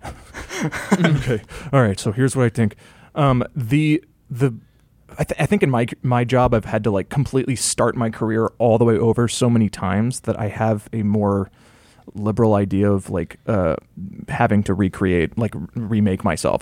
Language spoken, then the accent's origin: English; rural Georgia, United States; I grew up in, um, you know, rural, rural Georgia